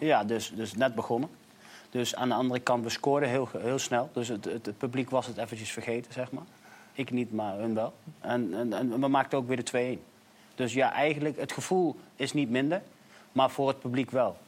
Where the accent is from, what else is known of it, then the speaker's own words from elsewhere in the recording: Nijmegen, Gelderland, Netherlands; ik ben opgegroeid in Lindenholt in Nijmegen